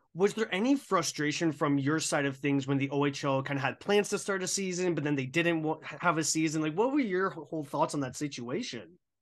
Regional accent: Burlington, Ontario, Canada; Growing up in Burlington, which is actually my hometown

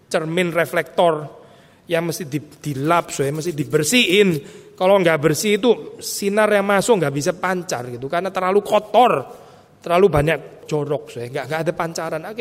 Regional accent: Gempol, East Java, Indonesia; Dia dipijat di Gempol, kota kecil saya, Jawa Timur.

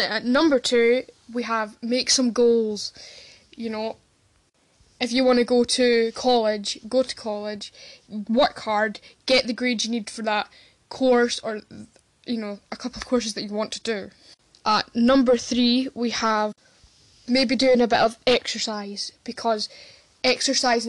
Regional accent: Scotland, United Kingdom; I am from Scotland

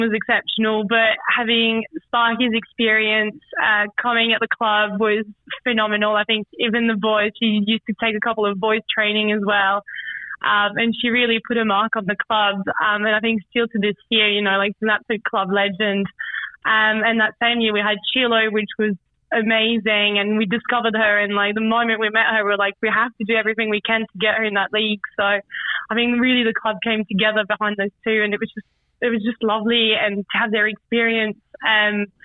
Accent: Paris, Île-de-France, France; moved away as an adult; now in London, United Kingdom; I grew up in Paris

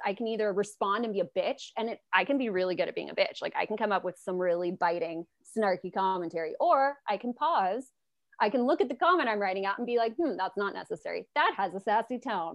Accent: Los Angeles, California, United States; I'm in Los Angeles, I'm from Los Angeles

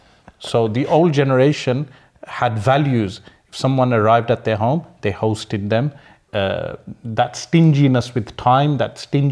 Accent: Sparkbrook, West Midlands, United Kingdom; I know political correctness would be against that term, but I'm from Sparkbrook, we use those terms.

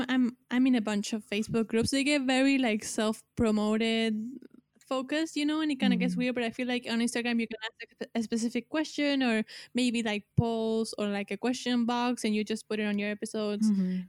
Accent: Argentina; English is a second language; because I'm here from Argentina.

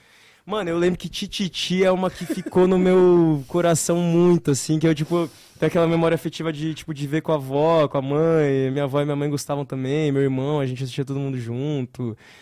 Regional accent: São Paulo, Brazil; moved away; Eu sou daqui de São Paulo.

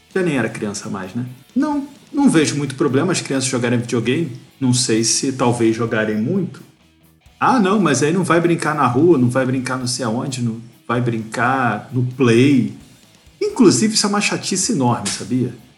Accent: Rio de Janeiro, Brazil; Eu sou do Rio

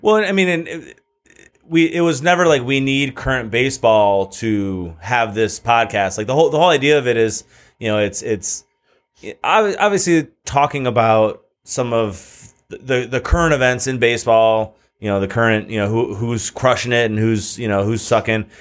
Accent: Michigan, United States; moved away as an adult; now in California, United States; when I lived in Michigan

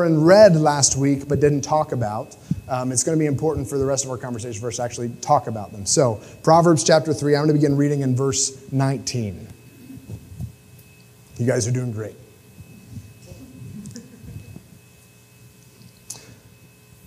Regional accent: United States; me as an American

